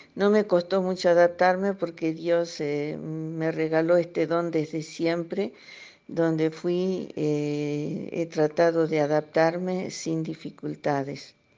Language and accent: Spanish; Argentina; now in Cameroon; argentina de origen. Eh, vivo en Camerún.